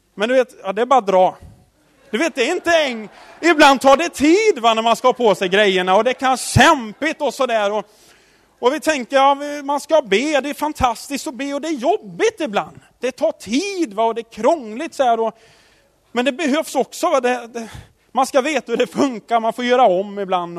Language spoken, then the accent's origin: Swedish; Tidaholm, Västra Götaland, Sweden; Jag, jag är uppväxt i Tidaholm